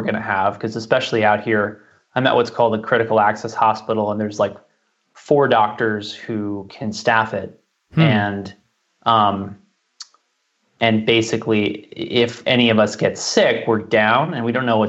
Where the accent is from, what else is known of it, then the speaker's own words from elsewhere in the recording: New York City, New York, United States; I was born in Manhattan, which has a pretty gnarly environment for those who don't know